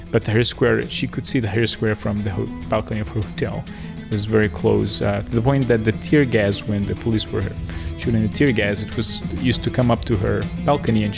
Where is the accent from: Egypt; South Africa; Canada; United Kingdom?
Egypt; Giza, Giza Governorate; moved away as an adult; now in Pittsfield, United States; I lived in Harm Street, which is called the Pyramid Street, which is very touristic in nature, and I just grew up seeing tourists everywhere